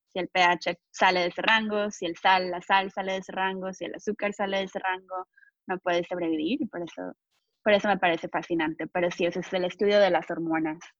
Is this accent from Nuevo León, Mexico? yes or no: yes; Monterrey, Nuevo León, Mexico; moved away as an adult; now in United States; soy de México, crecí en Monterrey, México